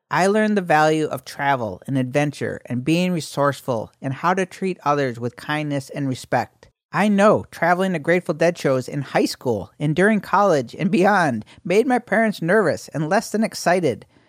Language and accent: English; Syracuse, New York, United States; I was born in Syracuse, New York, November nineteen sixty-nine.